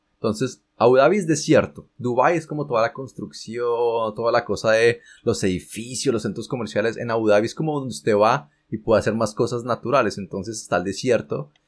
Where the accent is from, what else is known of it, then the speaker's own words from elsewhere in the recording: Colombia; moved away as an adult; uno como colombiano